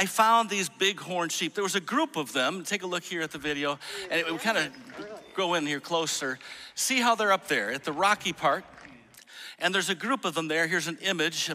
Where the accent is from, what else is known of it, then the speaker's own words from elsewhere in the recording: Grand Rapids, Michigan, United States; I grew up in Grand Rapids, Michigan.